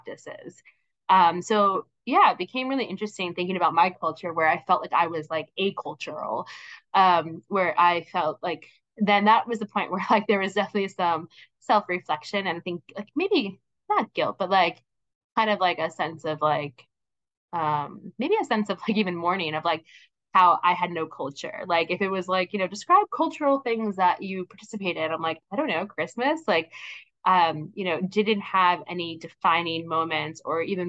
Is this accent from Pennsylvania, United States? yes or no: yes; Pennsylvania, United States; now in New York, United States; where I grew up in Pennsylvania.